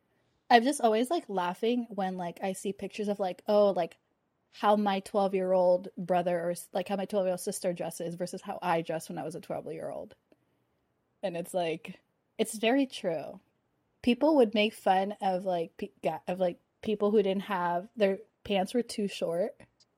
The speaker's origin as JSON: {"language": "English", "country": "Philippines", "said": "Oh, for people who don't know, I'm Filipino."}